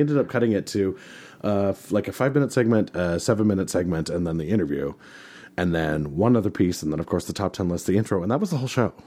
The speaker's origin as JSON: {"language": "English", "region": "the West", "country": "United States", "tie": "born or raised there", "said": "My hometown symphony"}